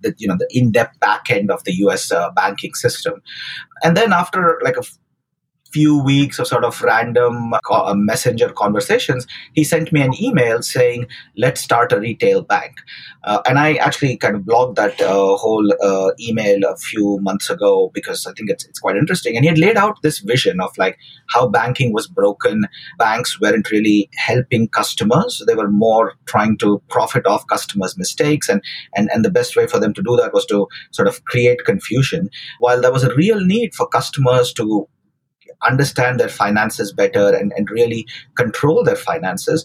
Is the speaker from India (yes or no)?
yes; Bangalore, Karnataka, India; moved away as an adult; also born or lived in Pittsburgh; now in United States; I grew up in South India, in Bangalore